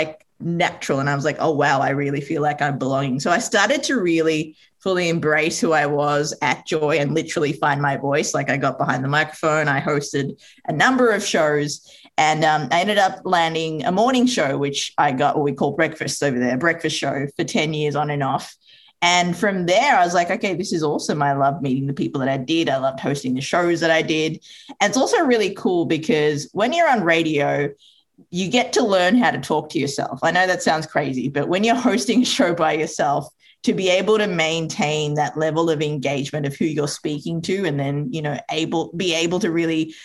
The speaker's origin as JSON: {"language": "English", "country": "Australia", "tie": "born or raised there", "also_born_or_lived": "Sri Lanka", "said": "Sri Lanka, which is where I was born. So my mother moved us over when I was two with my sister and my father. And, you know, I grew up in Australia."}